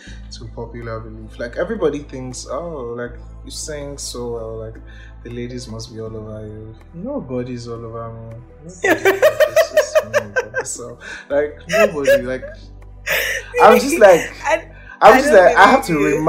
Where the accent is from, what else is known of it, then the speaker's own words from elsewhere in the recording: Ibadan, Oyo, Nigeria; also born or lived in Kwara State, Nigeria; I was born in Ibadan. I've lived here all my life.